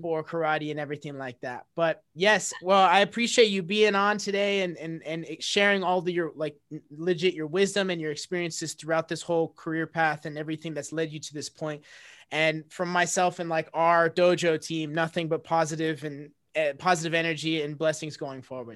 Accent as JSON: {"language": "English", "country": "United States", "said": "my family coming from a middle eastern background like they they enrolled me in those because that's what they thought I had to do as an American kid"}